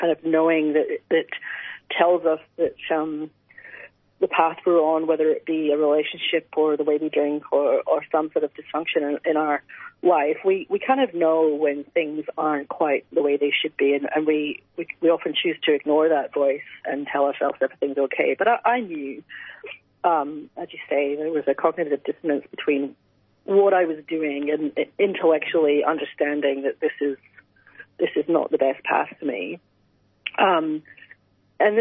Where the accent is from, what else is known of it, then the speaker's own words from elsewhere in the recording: Scotland, United Kingdom; since I was basically a teenager growing up in Scotland